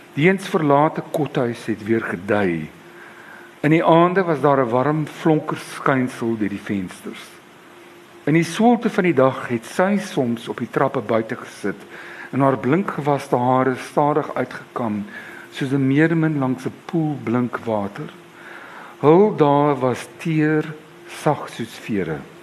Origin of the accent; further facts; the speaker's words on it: Cape Town, Western Cape, South Africa; ek was 16. Ehm um, my pa op daardie stadium was 'n volslaalkulus. Ehm um, ek was op Jan van Riebeeck Hoërskool.